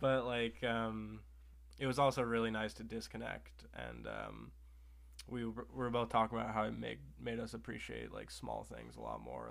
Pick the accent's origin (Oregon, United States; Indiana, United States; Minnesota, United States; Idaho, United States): Oregon, United States; also born or lived in Salem, Oregon / Bend, Oregon; I grew up in Oregon